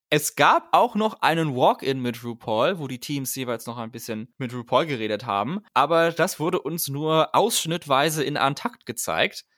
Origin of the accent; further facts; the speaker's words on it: Northern Germany, Germany; bei uns in Norddeutschland